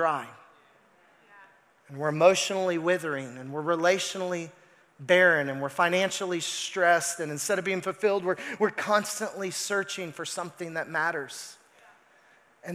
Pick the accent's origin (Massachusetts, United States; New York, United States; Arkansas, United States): Arkansas, United States; I'm from Arkansas